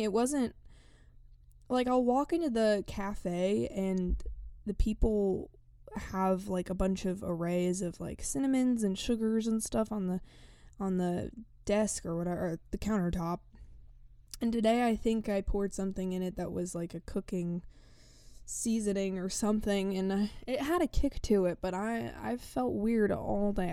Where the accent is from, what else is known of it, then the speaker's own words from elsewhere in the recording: East Tennessee, United States; first language English; I come from East Tennessee